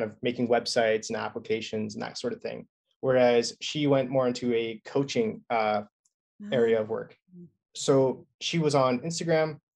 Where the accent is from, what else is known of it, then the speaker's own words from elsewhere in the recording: British Columbia, Canada; I'm Canadian.